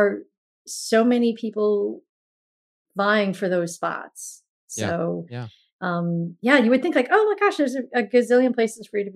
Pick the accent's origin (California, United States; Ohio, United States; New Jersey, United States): New Jersey, United States; met in my hometown in New Jersey, the town that he lives in and the town that I'm from